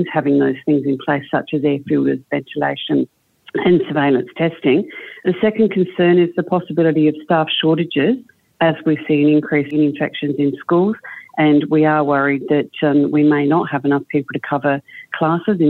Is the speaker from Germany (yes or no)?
no; South Australia, Australia; my home state in South Australia